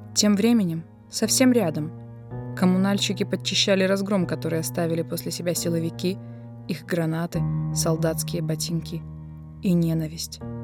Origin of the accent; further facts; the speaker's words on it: Belarus; мы все, белорусы, настоящие белорусы